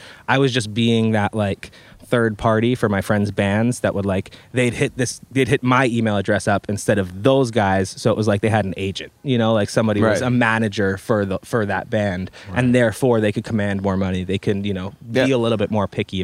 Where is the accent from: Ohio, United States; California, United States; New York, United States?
New York, United States; Long Island; moved away as an adult; also born or lived in New Paltz, New York / Manhattan, New York; now in Los Angeles, United States; I grew up on Long Island, so Long Island was definitely a sheltered place